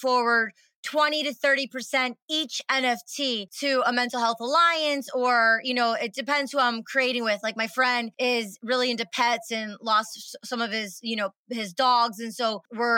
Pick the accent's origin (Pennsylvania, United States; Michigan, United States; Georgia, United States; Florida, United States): Michigan, United States; 30 minutes from Detroit; I'm from Michigan, 30 minutes from Detroit, and there's a lot of inner city kids and there's a lot of people right here in Michigan where I'm from